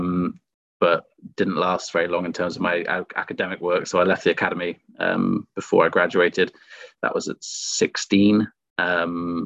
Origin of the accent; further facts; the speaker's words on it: Cheltenham, South West England, United Kingdom; I grew up in Cheltenham